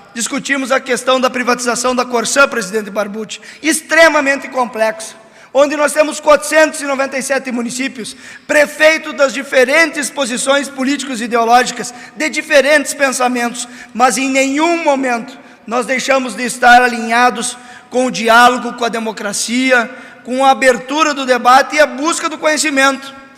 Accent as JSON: {"language": "Portuguese", "town": "São Borja", "region": "Rio Grande do Sul", "country": "Brazil", "tie": "born or raised there", "said": "natural da minha própria São Borges, minha terra natal"}